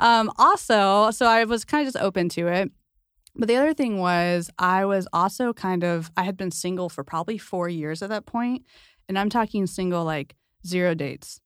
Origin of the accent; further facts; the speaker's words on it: San Diego, California, United States; I'm from San Diego